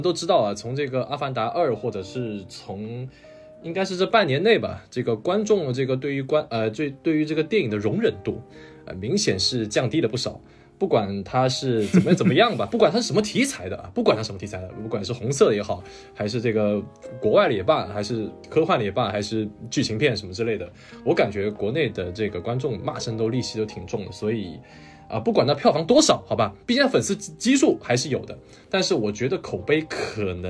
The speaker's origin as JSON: {"language": "Chinese", "country": "China", "tie": "born or raised there", "said": "我这个不是韩国人啊，我是这个中国人，哈哈，土生土长的中国人。"}